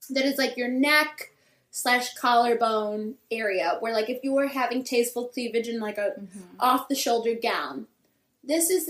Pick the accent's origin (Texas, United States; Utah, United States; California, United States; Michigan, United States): Michigan, United States; my like childhood bedroom. I'm from Michigan.